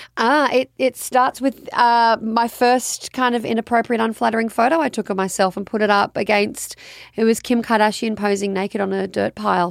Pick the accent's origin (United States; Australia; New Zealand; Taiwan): Australia; I'm Australian